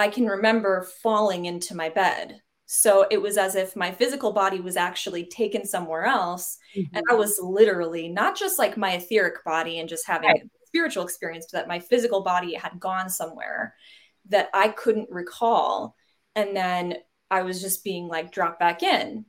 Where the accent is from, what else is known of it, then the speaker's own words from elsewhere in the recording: Fort Worth, Texas, United States; I grew up in the Fort Worth area in Texas in a pretty straight-laced Southern Baptist household.